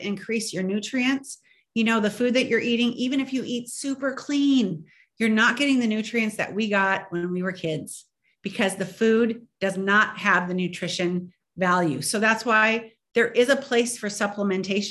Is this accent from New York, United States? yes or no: no; Indiana, United States; I grew up in Indiana, right on the border of Wisconsin, and cheese was like water